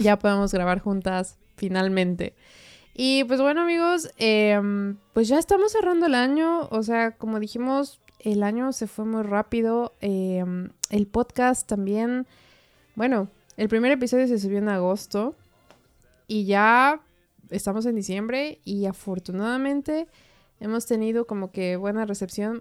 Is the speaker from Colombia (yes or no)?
no; Puebla, Mexico; moved away as an adult; now in Austria; yo vengo de Puebla, ¿no? Que es una ciudad.